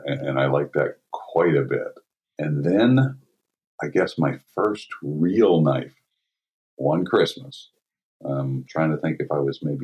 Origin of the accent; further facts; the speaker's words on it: Colliers, West Virginia, United States; also born or lived in Follansbee, West Virginia / Fredericksburg, Virginia; now in Steubenville, United States; I grew up in Colliers, West Virginia, Follansbee, West Virginia area, actually